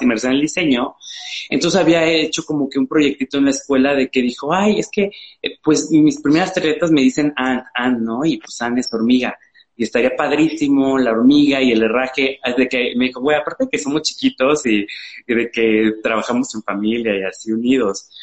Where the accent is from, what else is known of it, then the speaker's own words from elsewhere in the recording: Xalapa, Veracruz, Mexico; moved away as an adult; yo soy de Jalapa, de Veracruz